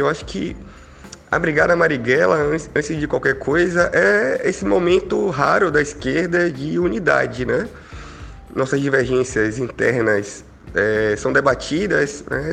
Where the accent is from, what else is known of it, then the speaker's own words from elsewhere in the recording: Bahia, Brazil; somos nós baianos